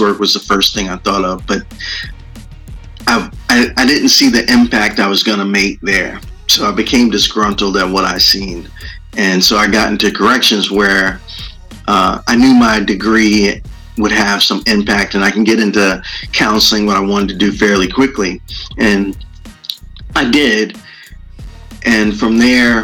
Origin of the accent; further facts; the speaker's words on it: New York, United States; moved away as an adult; also born or lived in Tampa, Florida; I grew up in New York, and I went to college in University of South Florida in Tampa, Florida.